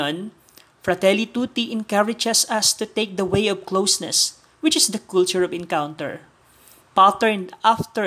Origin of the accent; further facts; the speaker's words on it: Philippines; from the Philippines